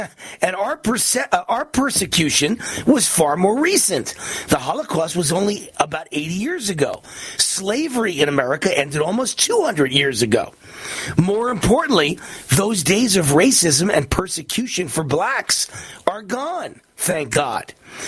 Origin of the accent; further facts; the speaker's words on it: Mount Vernon, New York, United States; I grew up in a blue-collar neighborhood in a majority black town. I am Jewish. My neighbors were Italian Catholic and Irish Catholic. At my high school on the Bronx borderline in Mount Vernon, New York, almost everyone was black. I was the minority.